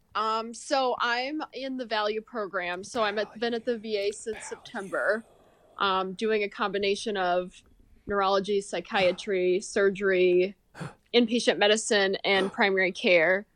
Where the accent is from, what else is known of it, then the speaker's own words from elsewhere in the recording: Marshall, Minnesota, United States; also born or lived in Texas; I'm from Marshall, Minnesota, like southwest corner of Minnesota, kinda smaller town